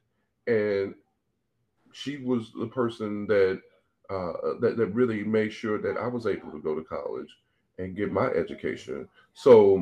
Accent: St. Louis, Missouri, United States; I'm born and raised in St. Louis, Missouri

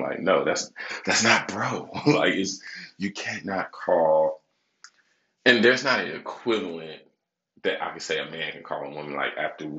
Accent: Michigan, United States; Now, I'm from Michigan, right?

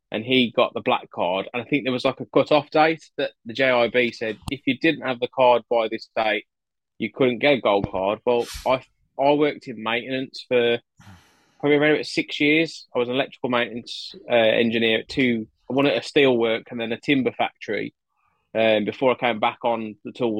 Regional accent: Wolverhampton, West Midlands, United Kingdom; accent: Wolverhampton; also born or lived in Gloucester; now in Sandy, United Kingdom; My accent's from Wolverhampton. I was born in Gloucester, but I now live in Sandy, Bedfordshire.

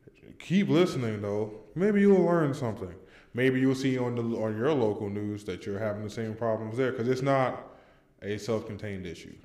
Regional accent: California, United States; now in North Carolina, United States; I'm not even fucking from here. I'm from California.

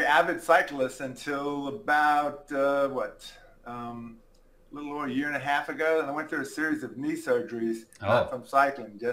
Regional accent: Lafayette, Louisiana, United States; now in Baton Rouge, United States; I grew up in Lafayette, about an hour west of here, but I've been living here for, 35 years

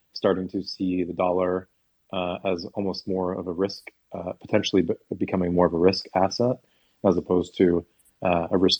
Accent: United States; I'm American

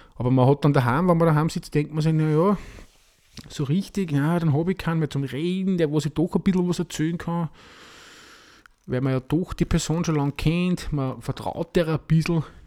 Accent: Austria; bei uns in Österreich

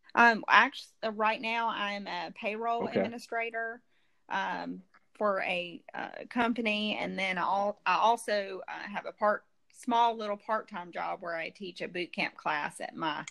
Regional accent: Jackson, Mississippi, United States; also born or lived in Florence, Mississippi; in Jackson, not not too far from here

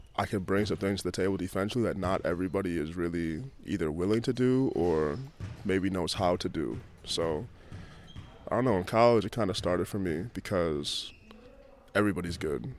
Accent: Chicago, Illinois, United States; moved away as an adult; now in England; I grew up going through and seeing every day in Chicago

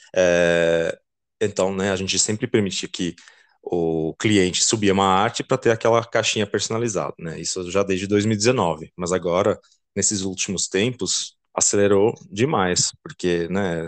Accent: Belgium; Portuguese is a second language; moved away as an adult; now in Brazil; Eu sou belga, uh, estudei engenharia e marketing na Bélgica

